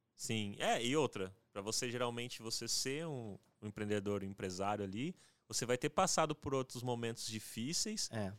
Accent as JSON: {"language": "Portuguese", "town": "José Bonifácio", "region": "São Paulo", "country": "Brazil", "said": "na minha cidade, que eu sou lá de José Bonifácio, é interiorzão"}